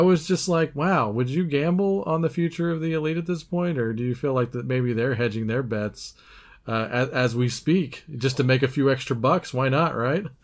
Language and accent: English; United States; us Yanks